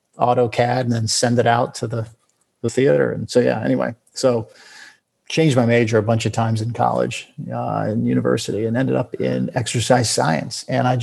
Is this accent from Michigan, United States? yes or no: no; Florida, United States; moved away; also born or lived in California; I grew up in Florida, most of my, and then left here, lived most of my life though in California and then moved back to Florida just, in 2018.